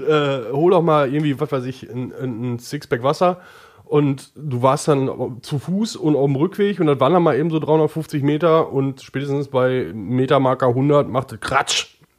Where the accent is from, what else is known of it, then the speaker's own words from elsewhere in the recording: Oberhausen, North Rhine-Westphalia, Germany; Ich komme ja aus Oberhausen